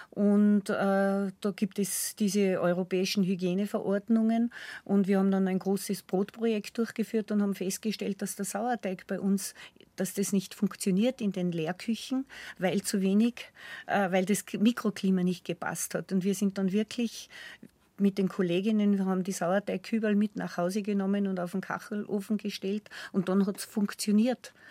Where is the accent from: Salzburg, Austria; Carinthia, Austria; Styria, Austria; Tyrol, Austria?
Salzburg, Austria; Ich, ich komme ja aus dem Innergebirg und ich komme ja in meiner Kindheit noch erinnern